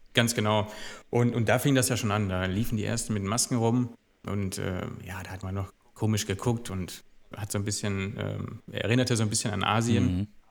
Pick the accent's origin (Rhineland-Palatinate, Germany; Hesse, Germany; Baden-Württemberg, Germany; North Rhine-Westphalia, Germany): North Rhine-Westphalia, Germany; Gelsenkirchen; moved away as an adult; now in Duisburg, Germany; jetzt bin ich Duisburger, aber ich bin eigentlich gebürtiger Gelsenkirchener. Hab da 36 Jahre gelebt